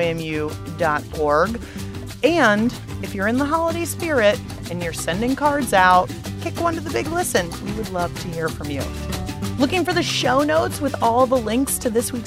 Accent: Pittsburgh, Pennsylvania, United States; now in Washington, D.C., United States; my hometown of Pittsburgh

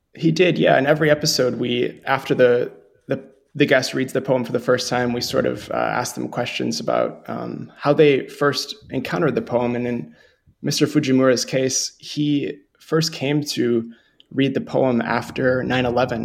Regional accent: Montevideo, Minnesota, United States; growing up in Montevideo, Minnesota.

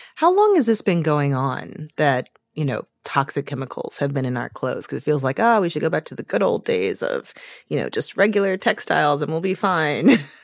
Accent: St. Louis, Missouri, United States; moved away; I was just in my hometown of Saint Louis for a few days

